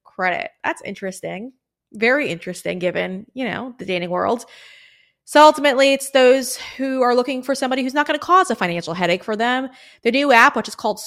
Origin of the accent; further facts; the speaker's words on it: New York, United States; I'm a New Yorker